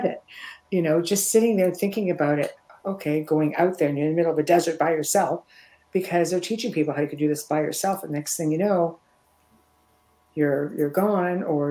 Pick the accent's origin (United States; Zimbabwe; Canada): Canada; Niagara Falls area, southern Ontario; down in southern Ontario in Canada, out near Niagara Falls area